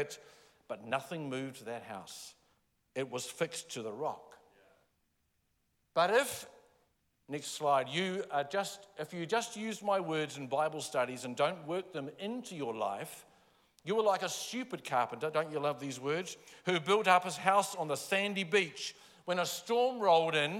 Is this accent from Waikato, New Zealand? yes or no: no; Palmerston North, Manawatū-Whanganui, New Zealand; I grew up in Palmerston North